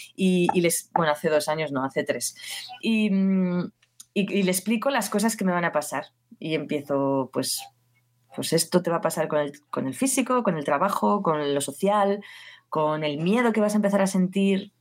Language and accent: Spanish; Basque Country, Spain; now in Barcelona, Spain; yo soy del País Vasco